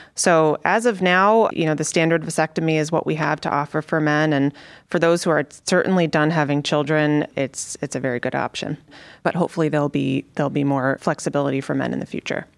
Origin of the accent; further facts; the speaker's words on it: Connecticut, United States; moved away as an adult; also born or lived in Chicago, Illinois; now in Cleveland, United States; So I'm from the East Coast. I grew up in Connecticut.